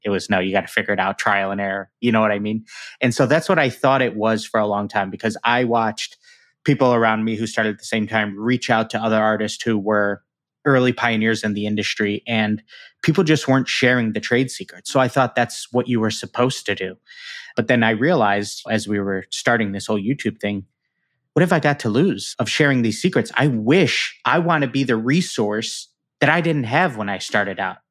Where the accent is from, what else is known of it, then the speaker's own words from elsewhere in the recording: Chicago, Illinois, United States; the Chicago Bears, which is my hometown team